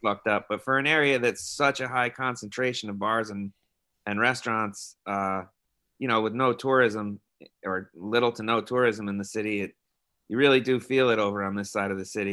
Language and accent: English; New York, United States; moved away as an adult; now in San Francisco, United States; I moved here from New York. So I was like three thousand miles from where I grew up